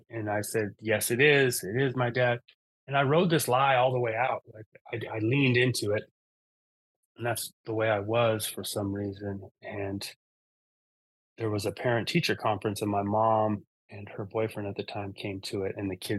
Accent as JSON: {"language": "English", "town": "Seattle", "region": "Washington", "country": "United States", "tie": "born or raised there", "also_born_or_lived": "Eugene, Oregon", "said": "I was born in Eugene, Oregon. We moved up to Seattle, Washington when I was about 4 years old."}